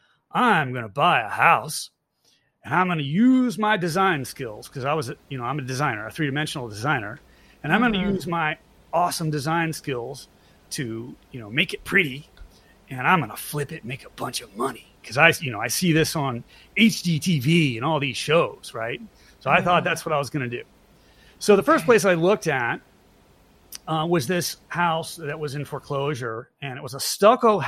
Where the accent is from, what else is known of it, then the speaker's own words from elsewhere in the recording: Virginia, United States; now in Georgia, United States; I'm originally from Virginia